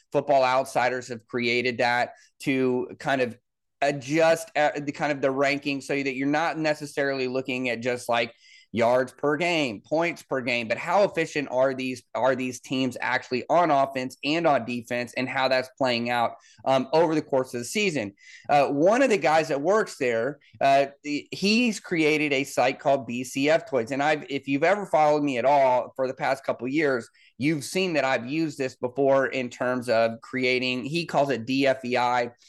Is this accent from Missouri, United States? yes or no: yes; Kansas City, Missouri, United States; I grew up in Kansas City as a Bronco fan